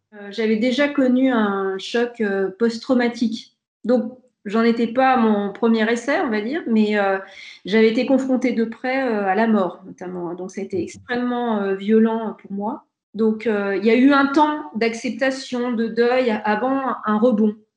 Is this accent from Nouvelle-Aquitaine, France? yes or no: no; Aix-les-Bains, Auvergne-Rhône-Alpes, France; also born or lived in Grenoble; je suis fière d'être aixoise et savoyarde comme Mathieu Ricard